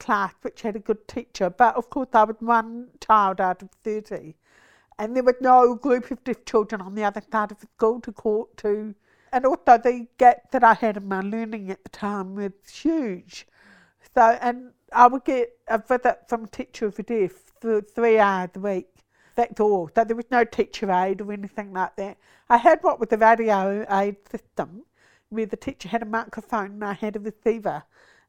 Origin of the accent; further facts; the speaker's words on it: Napier, Hawke's Bay, New Zealand; also born or lived in Auckland / Dunedin; now in Wellington, New Zealand; I was born in Napier, so grew up there